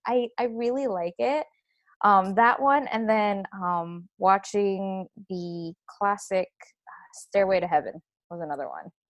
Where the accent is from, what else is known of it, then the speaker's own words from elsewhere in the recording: Philippines; I am Filipino, so I was exposed to that as as a young age